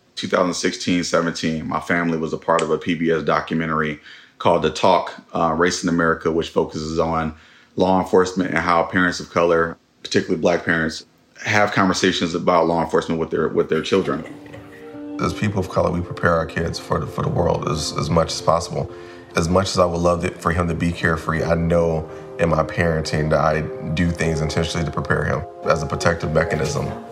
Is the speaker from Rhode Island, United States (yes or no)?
no; Oakland, California, United States; 96 and Sunnyside. That's um yeah, stomping grounds.